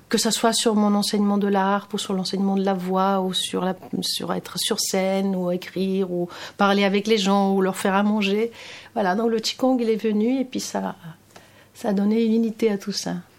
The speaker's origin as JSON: {"language": "French", "town": "Athens", "region": "Attica", "country": "Greece", "tie": "born or raised there", "also_born_or_lived": "London", "second_language": "French", "moved": "as an adult", "said": "j'ai grandi à Athènes, hein, je suis grecque"}